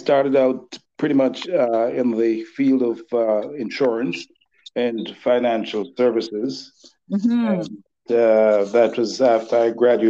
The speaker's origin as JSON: {"language": "English", "country": "Jamaica", "moved": "yes", "lives_now": "Dollard-des-Ormeaux, Canada", "said": "I'm Jamaican and I'm also Canadian"}